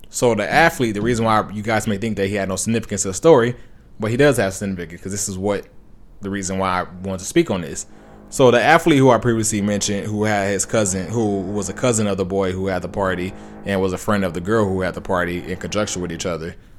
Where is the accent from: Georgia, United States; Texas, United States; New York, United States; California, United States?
California, United States; Compton; I grew up in Compton